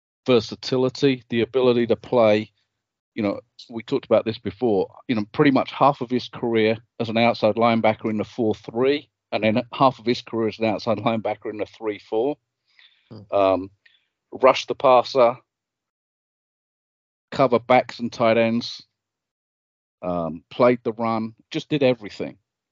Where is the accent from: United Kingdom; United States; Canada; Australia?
United Kingdom; England; as a kid growing up in England